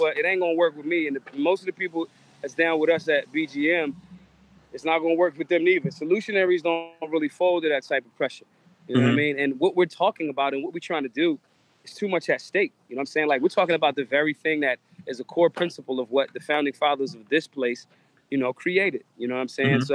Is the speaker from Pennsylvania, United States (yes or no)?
yes; Philadelphia, Pennsylvania, United States; I'm from Philly